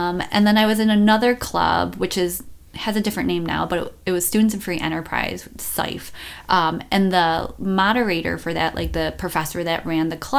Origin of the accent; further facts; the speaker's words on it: Buffalo, New York, United States; moved away as an adult; also born or lived in Las Vegas; I moved from Buffalo to Las Vegas